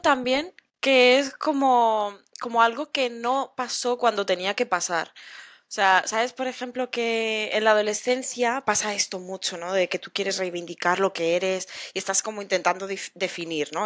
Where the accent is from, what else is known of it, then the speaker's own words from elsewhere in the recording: Spain; yo soy española